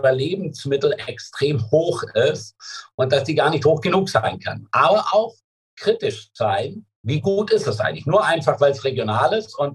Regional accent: Baden-Württemberg, Germany; ich komme aus dem Schwarzwald und da gibt es einige ganz wenige Stellen, äh, die man da besetzen kann als Glasbläser.

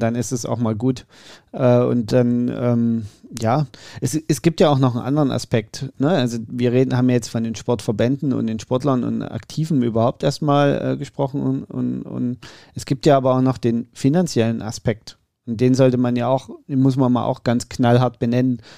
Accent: Saxony, Germany; es ist mein Heimatbundesland

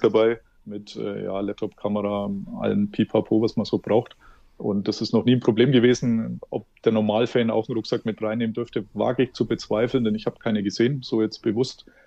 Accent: Germany; Als Deutscher

